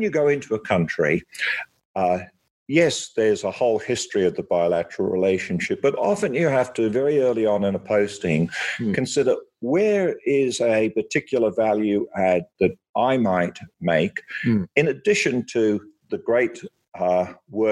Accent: Australia; as an Australian diplomat

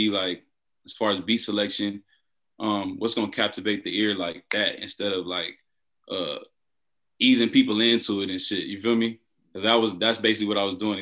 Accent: Inglewood, California, United States; I hail from Inglewood, California

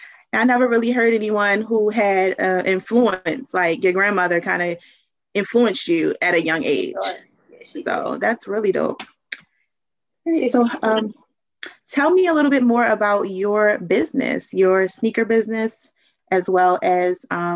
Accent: Baltimore, Maryland, United States; I'm from Baltimore, Maryland.

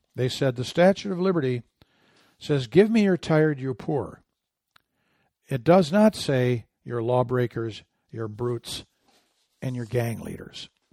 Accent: Michigan, United States; moved away; I'm from Michigan

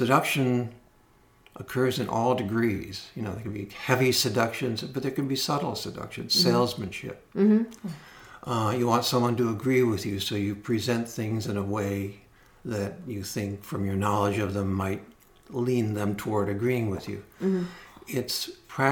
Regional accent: Los Angeles, California, United States; I grew up in Los Angeles

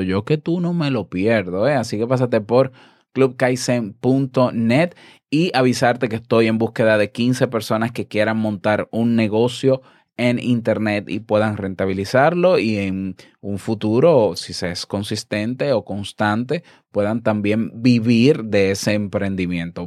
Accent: Dominican Republic; mi país

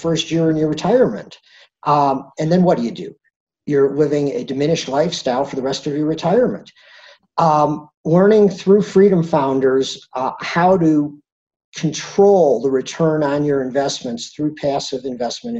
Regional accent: Detroit, Michigan, United States; also born or lived in Vail, Colorado; now in Denver, United States; I'm originally from the Midwest, from the Detroit area

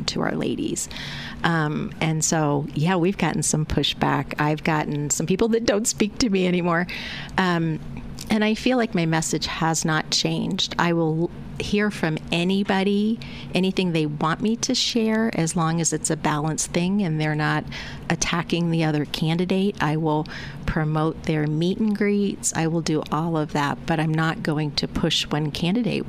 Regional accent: United States; I grew up outside of Washington, D.C., and I would say it was a middle-class neighborhood

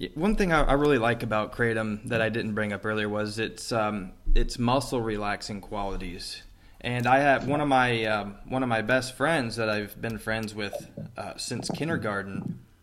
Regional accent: Metropolis, Illinois, United States; moved away; my hometown, uh, where I grew up with my mom, Metropolis, Illinois

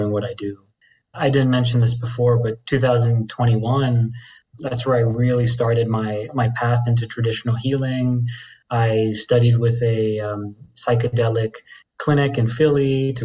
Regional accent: Dominican Republic; I'm Dominican from the Caribbean

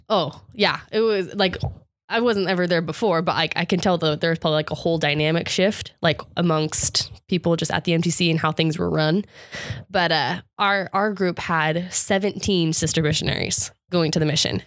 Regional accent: Gilbert, Arizona, United States; I was from Gilbert

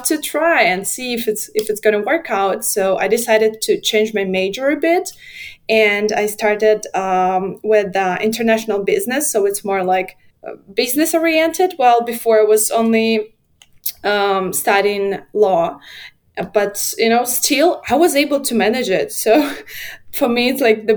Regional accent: Minsk, Belarus; moved away as an adult; now in Poland; I was born in Belarus. I lived for my whole life in Belarus

